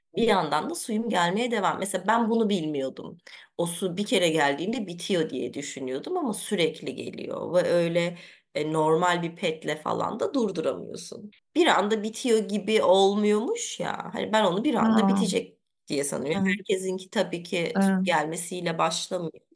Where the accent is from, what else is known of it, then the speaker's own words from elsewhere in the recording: Germany; ben Almanya'da doğdum, büyüdüm.